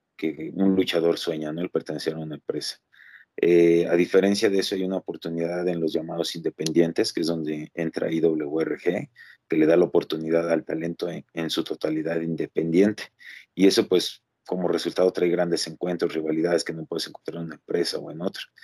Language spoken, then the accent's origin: Spanish; Mexico; todos en algún momento como mexicanos lo que queremos es llegar a la Arena México